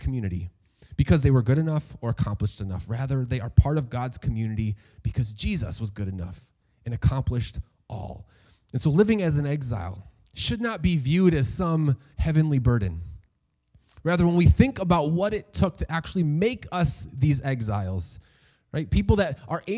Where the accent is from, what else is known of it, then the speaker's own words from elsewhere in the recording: New York, United States; I was born and raised in the United States. I know no other home